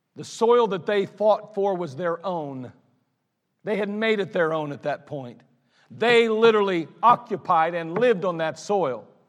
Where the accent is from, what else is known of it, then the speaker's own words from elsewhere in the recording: Akron, Ohio, United States; I grew up in Ellet. It's not far from here, actually